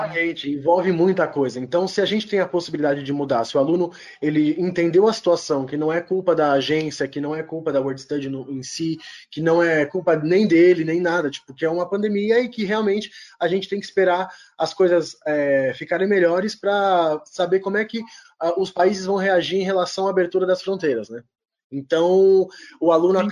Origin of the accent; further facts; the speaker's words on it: São Paulo, Brazil; Sou paulistano